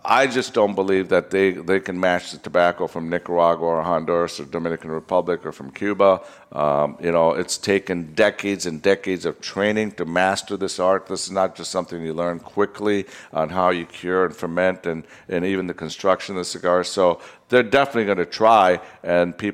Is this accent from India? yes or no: yes; Vadodara, Gujarat, India; moved away; Baroda, India, which is my hometown